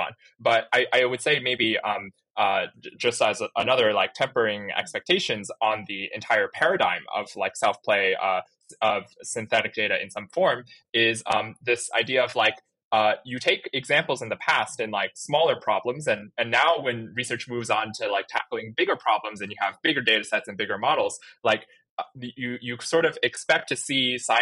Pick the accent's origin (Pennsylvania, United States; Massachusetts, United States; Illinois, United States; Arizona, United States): Arizona, United States; Chandler; I'm actually from Chandler, Arizona